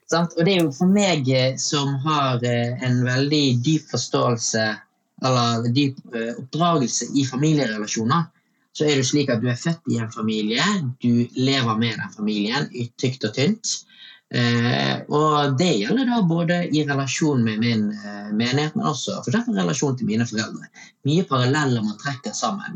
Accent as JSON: {"language": "Norwegian", "town": "Bergen", "region": "Vestland", "country": "Norway", "tie": "born or raised there", "said": "født og oppvokst i Bergen"}